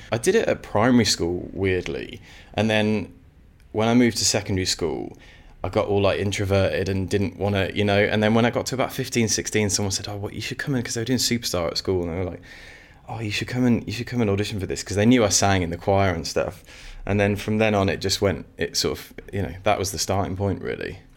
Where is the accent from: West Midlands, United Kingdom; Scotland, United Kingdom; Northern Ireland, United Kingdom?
West Midlands, United Kingdom; Sutton Coldfield; also born or lived in Walsall; So I grew up in a place called Sutton Coldfield in the West Midlands, and was there for till I was about eleven, and then I moved to a place called Walsall Walsall with two L's